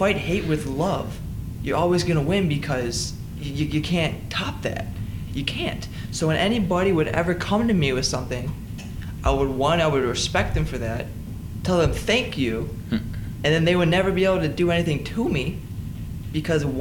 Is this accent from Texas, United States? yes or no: no; Ohio, United States; I grew up in Charlton, Ohio